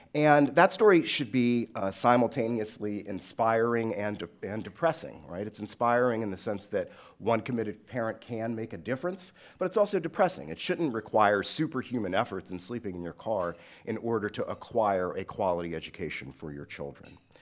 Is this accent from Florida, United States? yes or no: no; Washington, District of Columbia, United States; I grew up in Southeast D C, east of the Anacostia River, a predominantly black, uh, neighborhood